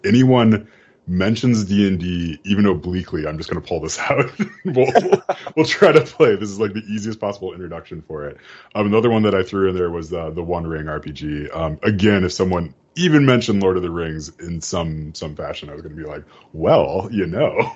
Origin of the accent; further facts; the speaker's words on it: Midwest, United States; I have lived in flat Midwest, you know, my entire life.